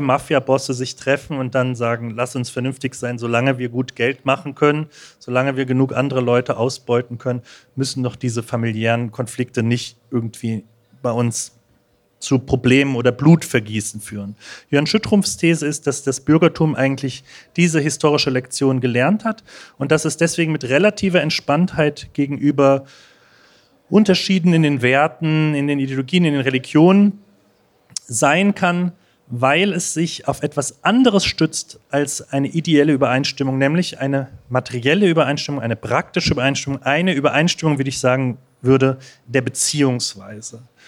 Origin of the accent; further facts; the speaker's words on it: Berlin, Germany; ich komme aus Berlin